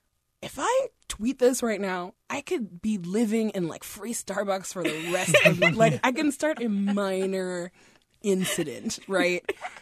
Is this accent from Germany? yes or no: no; Nigeria; also born or lived in Guinea / France; Like, I'm originally from Guinea in West Africa. We grew up in Nigeria and in France.